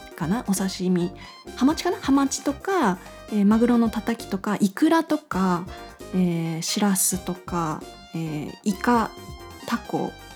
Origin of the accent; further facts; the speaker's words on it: Fukushima, Japan; also born or lived in Tokyo; 今もう福島にずっと住んでて